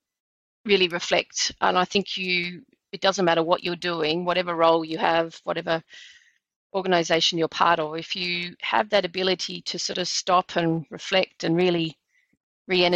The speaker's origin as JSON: {"language": "English", "area": "Blue Mountains", "region": "New South Wales", "country": "Australia", "tie": "born or raised there", "said": "I grew up in the Blue Mountains, which that was my backyard"}